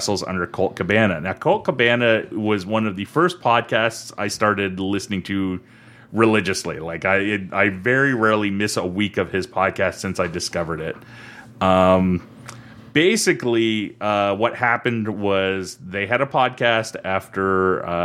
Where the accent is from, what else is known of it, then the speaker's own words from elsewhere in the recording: Canada; we're Canadian, we're under different set of laws